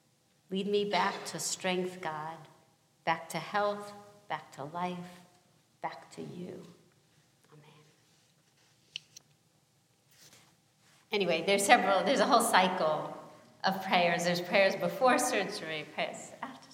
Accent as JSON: {"language": "English", "town": "New York City", "region": "New York", "country": "United States", "moved": "yes", "lives_now": "Los Angeles, United States", "said": "I come from Brooklyn and I live"}